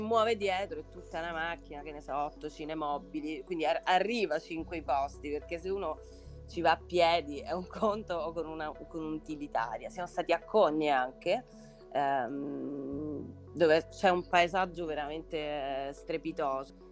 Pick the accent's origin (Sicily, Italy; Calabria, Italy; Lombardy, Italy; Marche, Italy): Sicily, Italy; da siciliana